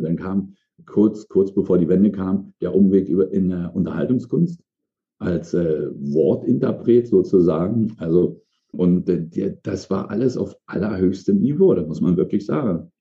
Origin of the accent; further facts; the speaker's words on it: East Germany, Germany; moved away as an adult; Ich komm, also sozialisiert im, im Osten, damals in der ehemaligen DDR